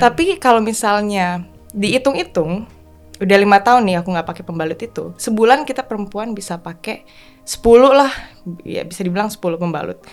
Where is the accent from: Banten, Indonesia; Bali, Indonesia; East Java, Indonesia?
Bali, Indonesia; now in Jakarta, Indonesia; aku lahir besar di Bali kan, jadi ya sebagian besar hidup aku itu berdampingan dengan uh, laut